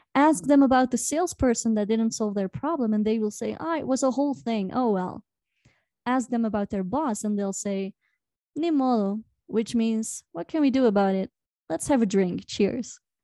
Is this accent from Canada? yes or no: no; Belgium; now in Peru; I'm from Belgium